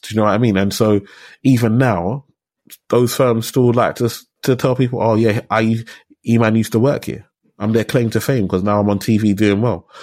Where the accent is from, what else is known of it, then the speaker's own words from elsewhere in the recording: London, United Kingdom; I grew up in Tower Hamlets. I was born in Whitechapel. So I'm from Tower Hamlets.